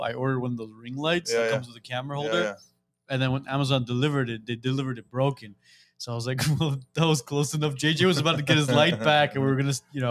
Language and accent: English; Armenia; moved away; All three of us are born in Armenia, but our parents are from Iran.